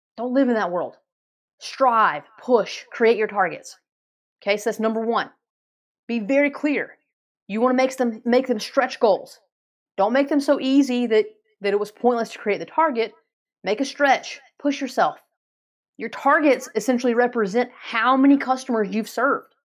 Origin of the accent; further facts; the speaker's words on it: Asheville, North Carolina, United States; I'm from Asheville, North Carolina